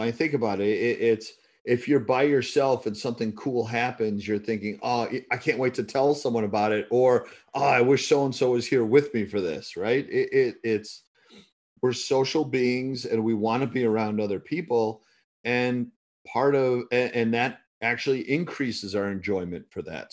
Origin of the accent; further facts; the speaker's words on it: United States; as an American trying to do business when I was there